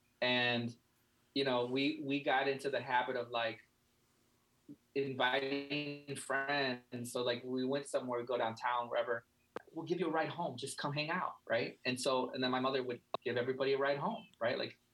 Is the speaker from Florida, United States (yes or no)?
no; Chicago, Illinois, United States; I mean, you know, it wasn't the suburbs, that's for sure.